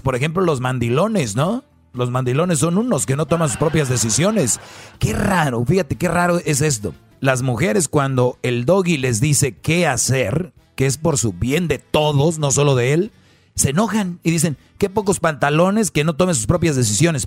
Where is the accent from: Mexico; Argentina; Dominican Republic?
Mexico; soy de México